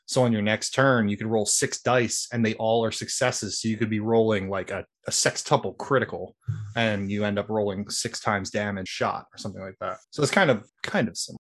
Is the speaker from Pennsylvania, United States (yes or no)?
yes; Philadelphia, Pennsylvania, United States; I'm from Philly